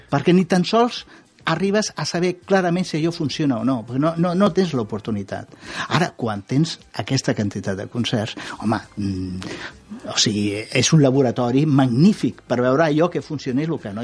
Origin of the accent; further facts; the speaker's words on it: Catalonia, Spain; com a català